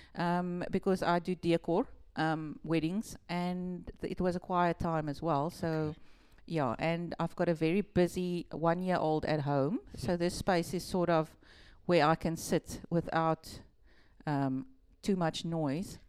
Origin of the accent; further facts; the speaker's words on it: Malmesbury, Western Cape, South Africa; also born or lived in Melkbosstrand; we lived in Malmesbury. I was there in school.